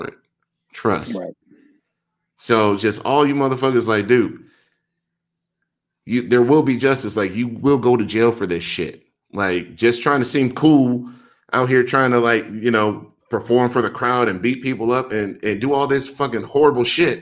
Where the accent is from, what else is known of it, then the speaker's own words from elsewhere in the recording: United States; as an American